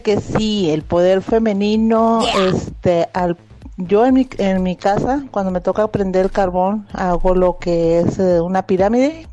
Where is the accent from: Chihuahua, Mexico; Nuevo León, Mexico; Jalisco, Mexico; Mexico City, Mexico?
Nuevo León, Mexico; Monterrey; como buen mexicano y de Monterrey